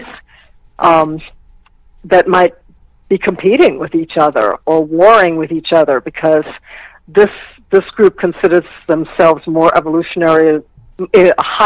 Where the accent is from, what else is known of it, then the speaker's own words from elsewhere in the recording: Virginia, United States; I grew up in Virginia.